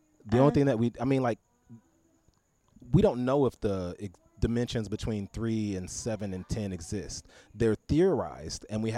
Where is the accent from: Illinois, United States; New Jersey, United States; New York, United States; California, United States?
Illinois, United States; Chicago; also born or lived in Little Rock, Arkansas; I'm from Chicago, but I lived there. A little bit off and on